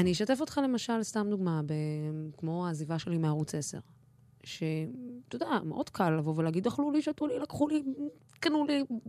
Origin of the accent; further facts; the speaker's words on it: Dimona, Southern District, Israel; אני בחורה ערבייה שגדלה בדימונה ואין לה מבטא